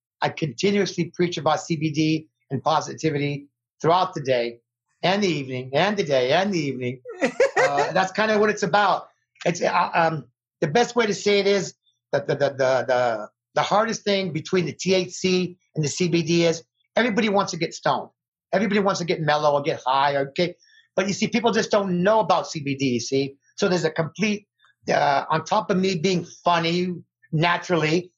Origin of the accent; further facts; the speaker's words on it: Las Vegas, Nevada, United States; born and raised in Las Vegas, Nevada, famous Las Vegas, Nevada